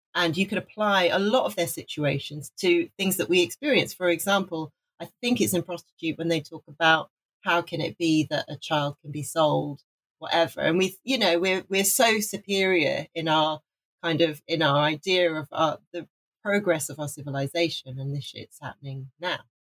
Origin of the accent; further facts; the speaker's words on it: Wales, United Kingdom; I'm from Wales. I was born in Wales. My dad was Welsh.